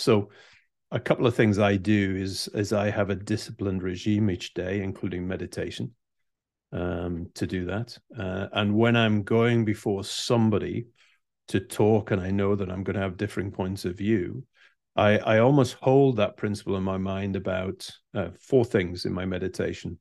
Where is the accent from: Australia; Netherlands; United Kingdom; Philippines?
United Kingdom; Being British